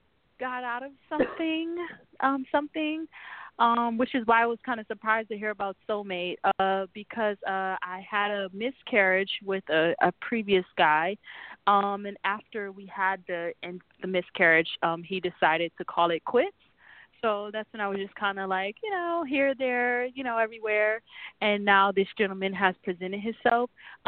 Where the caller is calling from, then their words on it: New York City, New York, United States; New York City.